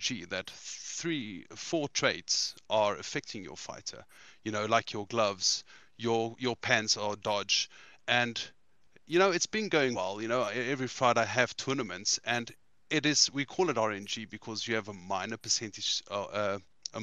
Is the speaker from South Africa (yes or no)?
yes; South Africa; I'm from South Africa